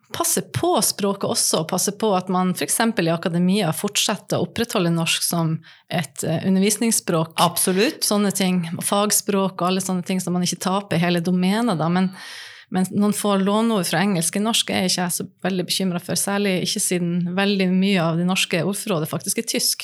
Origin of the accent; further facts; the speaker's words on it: Nordland, Norway; Jeg kommer fra Nordland